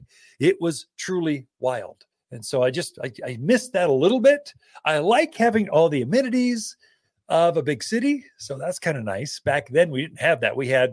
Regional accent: Prescott, Arizona, United States; Now, I grew up in Prescott, Arizona. So this Central Highlands area.

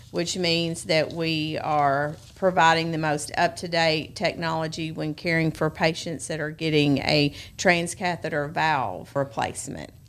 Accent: Memphis, Tennessee, United States; moved away as an adult; also born or lived in Arkansas; now in Jackson, United States; I was actually born and raised in Memphis, went to Bartlett High School.

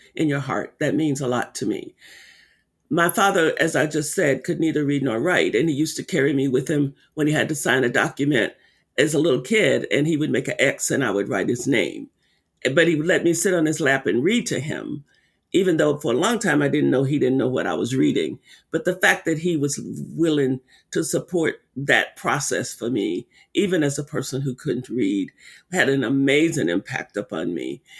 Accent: Arkansas, United States; when I was a little girl growing up in Arkansas, living on a sharecropping farm

